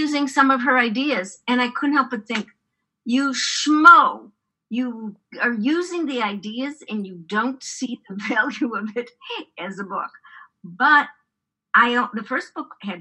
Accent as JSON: {"language": "English", "town": "Chicago", "region": "Illinois", "country": "United States", "tie": "born or raised there", "moved": "yes", "lives_now": "San Francisco, United States", "said": "I grew up in Chicago."}